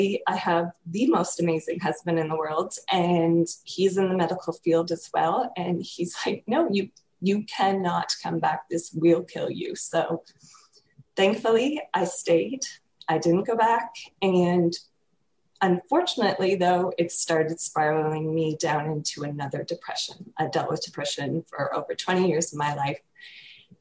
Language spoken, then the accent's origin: English; Canada; I'm from Canada